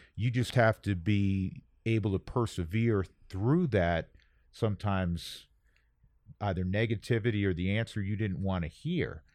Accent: New York, United States; moved away; I'm from New York

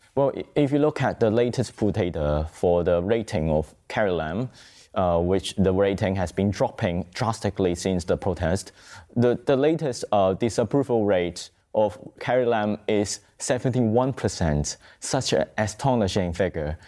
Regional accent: Hong Kong; moved away as an adult; Hong Kong is my hometown

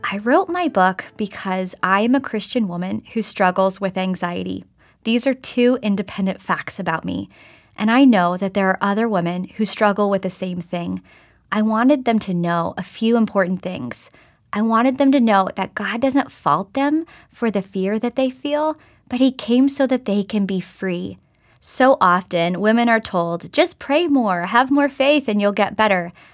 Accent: Oklahoma, United States; moved away; I grew up in Oklahoma and spent some time in different parts of the country

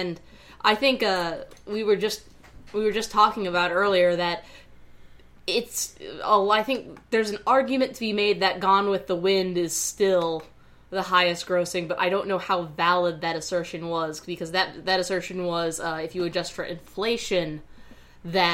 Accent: the South, United States; I'm from the South

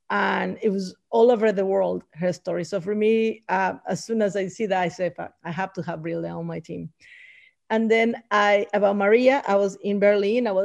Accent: Bolivia; And I'm talking indigenous from Bolivia, that it represents us, that we were not again, the colonizers won't come and tell us our stories again and again and again.

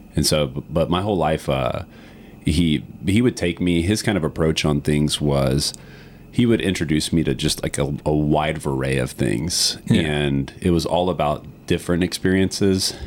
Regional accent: Green Swamp West, outside Tampa, Florida, United States; I grew up the first five years of my life in an area outside of Tampa called Green Swamp West. So my family is five generations of the Tampa Bay Cedar Key area

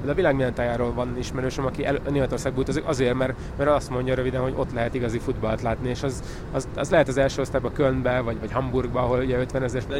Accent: Hungary; magyar, magyarként, vagy ugye magyarországi háttérrel

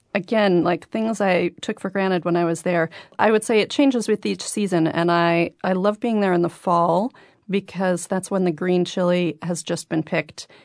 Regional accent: New Mexico, United States; moved away as an adult; also born or lived in Los Angeles; I grew up in New Mexico. We moved there when I was a year old because my mother decided L A was no place to raise a child and New Mexico was

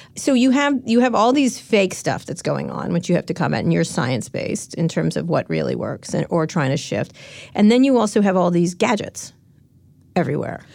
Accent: San Francisco, California, United States; I'm from San Francisco

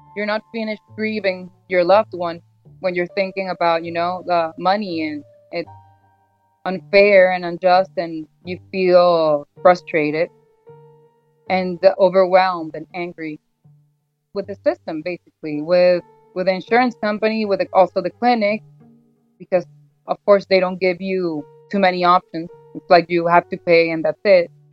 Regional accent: Caracas, Capital District, Venezuela; I'm from Caracas, Venezuela

